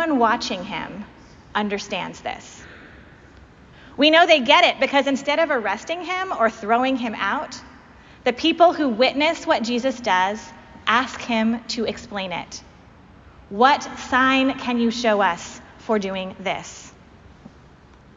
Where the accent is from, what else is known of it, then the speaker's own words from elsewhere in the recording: Pacific Northwest, United States; moved away; I'm from the Pacific Northwest, where the oldest Episcopal churches we have aren't even half as old as this church